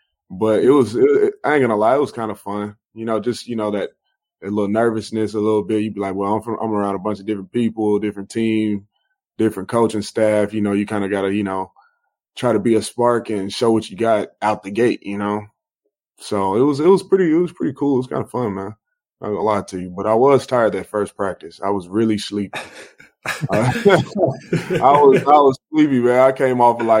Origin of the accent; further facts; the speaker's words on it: Arlington, Texas, United States; moved away as an adult; also born or lived in Oregon / Los Angeles, California; Usually stay in L.A., go back to Dallas area, Arlington, to be more specific, because, you know, I'm from Arlington